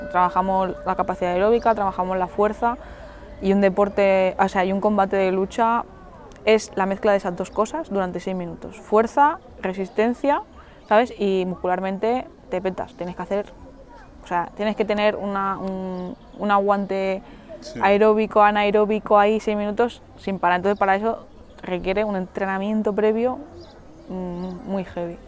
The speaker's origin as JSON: {"language": "Spanish", "area": "Mallorca", "region": "Balearic Islands", "country": "Spain", "said": "tengo 27 años, soy de Mallorca."}